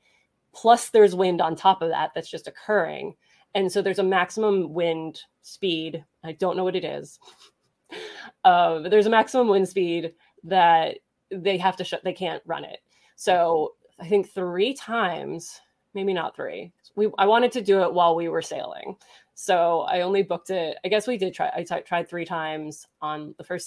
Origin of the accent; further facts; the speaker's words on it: New Jersey, United States; now in Pennsylvania, United States; I grew up in New Jersey, and so Six Flags was my jam. I live in Pennsylvania now.